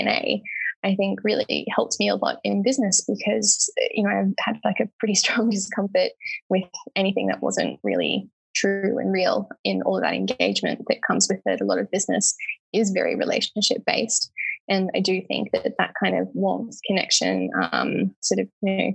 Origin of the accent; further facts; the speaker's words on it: Lismore, New South Wales, Australia; growing up in Lismore